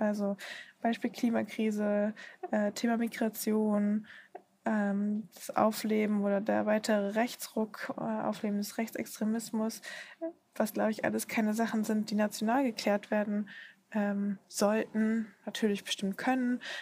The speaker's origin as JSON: {"language": "German", "country": "Germany", "said": "ich würde fast gar nicht mehr behaupten, dass ich Deutsche bin, sondern vor allen Dingen, dass ich Europäerin bin, weil das irgendwie für mich zu Hause ist, wo ich aufgewachsen bin"}